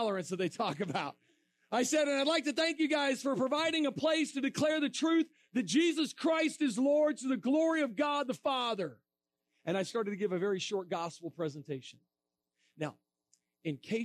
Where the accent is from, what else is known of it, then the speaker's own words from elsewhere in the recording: Florida, United States; my home state of Florida